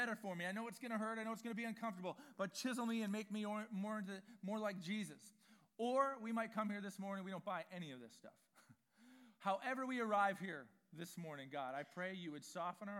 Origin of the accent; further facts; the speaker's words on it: Vancouver, British Columbia, Canada; I grew up in East Vancouver